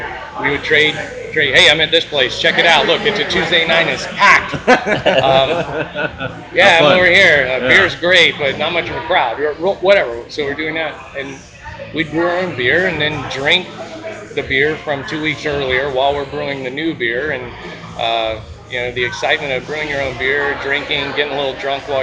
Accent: Ocoee, Florida, United States; I grew up in Oak Hoy, Florida

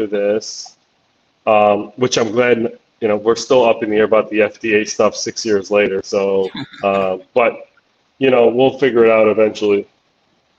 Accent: Chicago, Illinois, United States; moved away as an adult; also born or lived in Tulsa, Oklahoma; I was moving back to Illinois, and I'm from the Chicago area

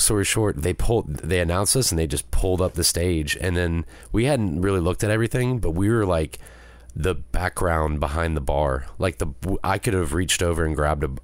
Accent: United States; I'm from America

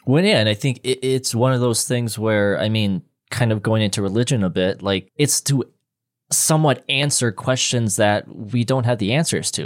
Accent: Minnesota, United States; where I'm from in Minnesota

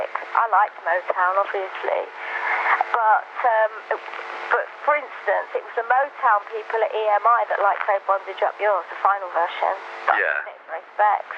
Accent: London, United Kingdom; I grew up in Brixton.

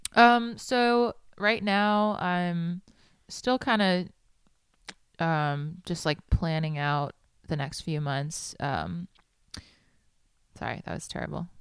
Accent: New York City, New York, United States; moved away as an adult; also born or lived in Manhattan / Huntington, Long Island; now in Nashville, United States; I was born in Manhattan and grew up in, uh, Queens

